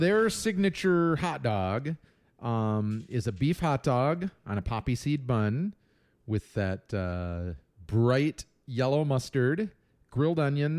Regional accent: Chicago, Illinois, United States; accent: Chicago; Drag it through the garden, you jag off. That's my Chicago lame accent.

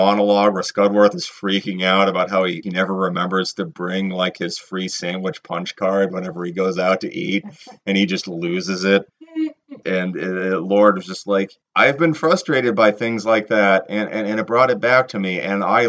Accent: Boston, Massachusetts, United States; accent: Boston; If you can't tell by the tone of my voice, I am from the Metro Boston area.

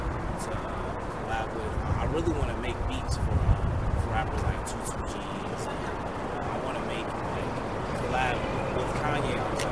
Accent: Stone Mountain, Georgia, United States; also born or lived in Midwest; Yeah, I'm actually from Stone Mountain. I was actually born in the Midwest.

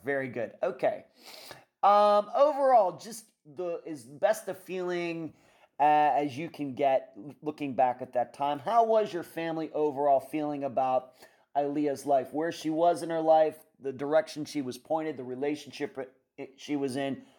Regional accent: Pennsylvania, United States; moved away; also born or lived in Las Vegas, Nevada; living, growing up in Pennsylvania, uh, I, when I eventually lived a lot, moved to Las Vegas

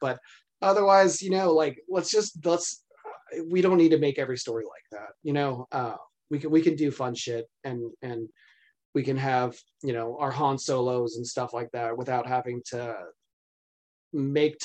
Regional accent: Texas, United States; I've lived in Texas my entire life

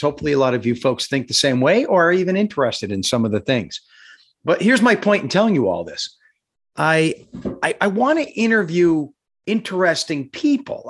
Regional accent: Simpson, Pennsylvania, United States; I'm from Simpson, not Carbondale

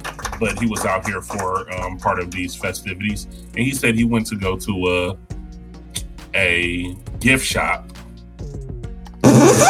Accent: Detroit, Michigan, United States; now in Arizona, United States; I'm from Detroit originally, so you would think I'm used to the cold, but I've been in Arizona for about 17 years now.

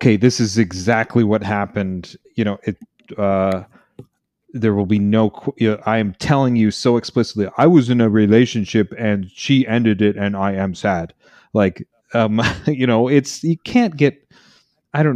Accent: Canada; I'm Canadian

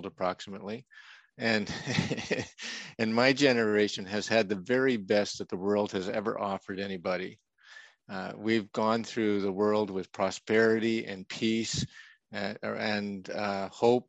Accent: Canada; moved away; also born or lived in Saskatchewan / Alberta; I'm a prairie boy from Saskatchewan and Alberta. That's in Canada, of course, just north of North Dakota

